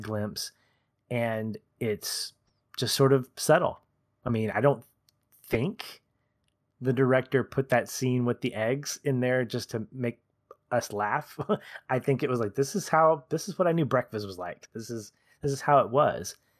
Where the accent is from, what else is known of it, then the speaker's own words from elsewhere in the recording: United States; as an American